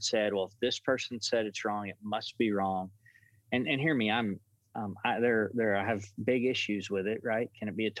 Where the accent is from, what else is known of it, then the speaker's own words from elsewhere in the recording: United States; the pastor where I grew up in Dewayville